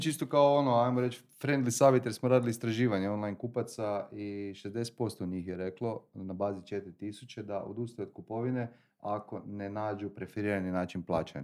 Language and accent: Croatian; Croatia; kod nas u Hrvatskoj